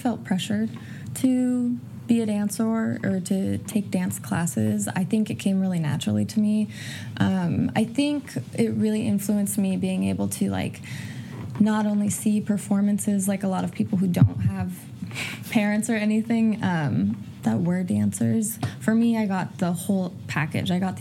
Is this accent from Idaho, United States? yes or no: yes; Idaho, United States; also born or lived in Spokane, Washington; I originally grew up in Spokane, Washington, and then moved to Idaho around the age of 9. And then from 9 to 18, I went to high school and junior high and all of that in Idaho